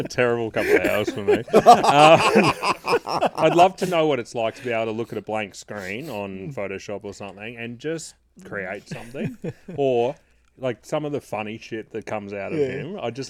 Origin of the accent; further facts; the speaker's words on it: Brisbane, Queensland, Australia; Where'd you grow up? Mogul. Where do you live now? Mogul.